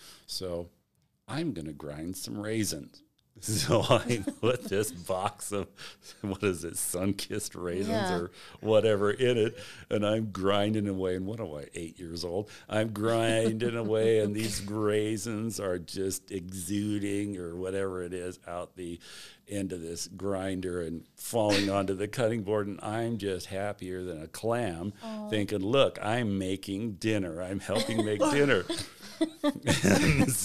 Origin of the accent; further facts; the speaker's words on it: Spokane, Washington, United States; Grew up near the corner of Francis and Division, right near there